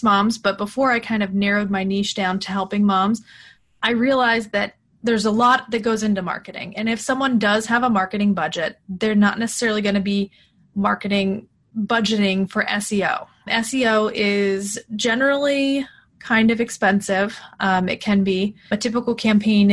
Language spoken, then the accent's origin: English; Pennsylvania, United States; I was born in Pennsylvania